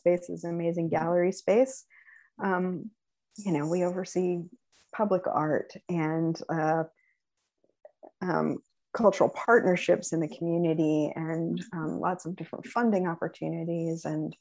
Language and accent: English; Allentown, Pennsylvania, United States; also born or lived in Bronx, New York; now in Seattle, United States; I grew up in Allentown, Pennsylvania, the majority of my life